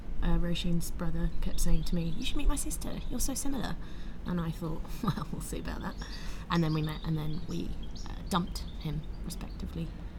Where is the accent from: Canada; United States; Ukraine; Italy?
Italy; northern Italy; also born or lived in North London; now in London, United Kingdom; I was born in North London. I grew up in Northern Italy.